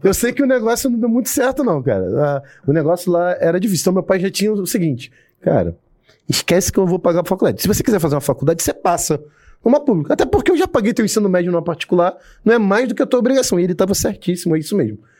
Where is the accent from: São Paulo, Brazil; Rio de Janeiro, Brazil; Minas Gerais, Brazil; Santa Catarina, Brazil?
Rio de Janeiro, Brazil; Belford Roxo; also born or lived in Nova Iguaçu; Nascido e criado no Rio de Janeiro. Mas, Rio de Janeiro não, né? Baixada Fluminense